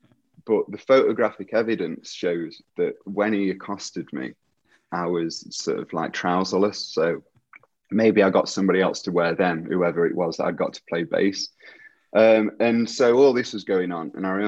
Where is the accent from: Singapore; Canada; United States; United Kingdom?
United Kingdom; Derby, East Midlands; moved away as an adult; now in Leeds, United Kingdom; So I moved to Leeds from Derby in 1999 to go to university.